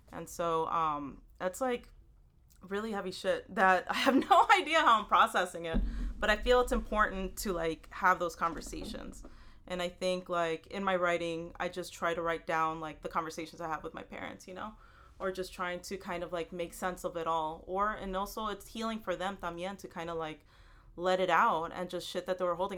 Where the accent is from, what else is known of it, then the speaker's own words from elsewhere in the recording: Houston, Texas, United States; now in New York City, United States; I live in New York City. I um, I grew up in Houston, Texas, and my family from El Salvador